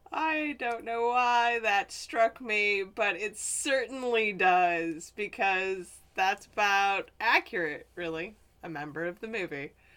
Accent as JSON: {"language": "English", "region": "Midwest", "country": "United States", "said": "I'm from the Midwest"}